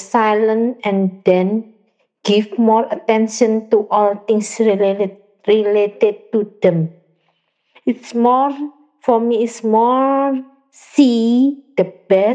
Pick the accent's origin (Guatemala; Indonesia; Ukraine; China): Indonesia; Surabaya, East Java; I'm from Surabaya, Indonesia